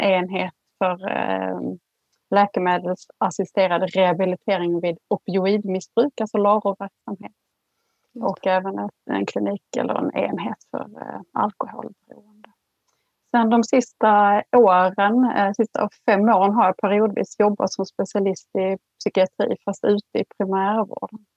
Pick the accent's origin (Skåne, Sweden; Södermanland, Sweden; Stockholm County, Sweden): Skåne, Sweden; jag är född och uppvuxen i Skåne